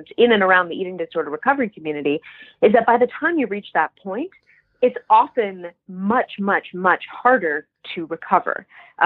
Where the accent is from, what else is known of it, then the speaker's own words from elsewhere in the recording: Boca Raton, Florida, United States; I'm from Boca Raton, Florida, which is a very image conscious place